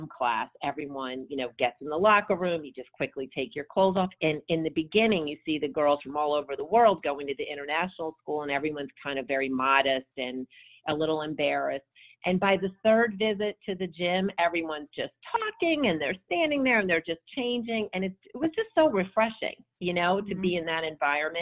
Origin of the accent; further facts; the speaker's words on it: United States; moved away as an adult; also born or lived in Brussels, Belgium / Copenhagen, Denmark / New York, United States; as an American